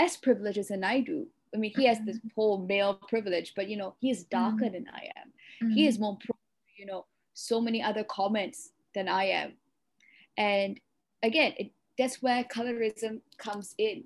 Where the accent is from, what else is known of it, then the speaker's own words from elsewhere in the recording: Malaysia; I'm Sri Lankan Malaysian